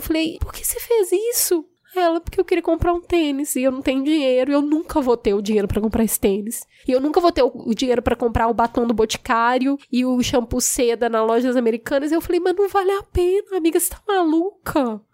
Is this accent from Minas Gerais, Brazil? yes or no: yes; Belo Horizonte, Minas Gerais, Brazil; eu nasci num bairro muito humilde em Belo Horizonte